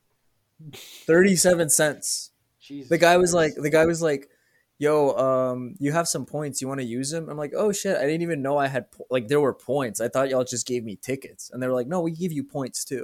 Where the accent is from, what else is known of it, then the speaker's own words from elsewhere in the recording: Mexico; I'm Mexican.